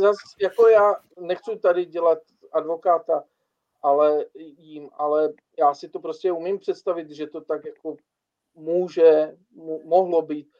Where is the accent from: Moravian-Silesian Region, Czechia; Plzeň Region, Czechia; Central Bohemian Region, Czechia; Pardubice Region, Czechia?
Moravian-Silesian Region, Czechia; Bohumín; já jsem třeba z Bohumína, nejsem jako z Ostravy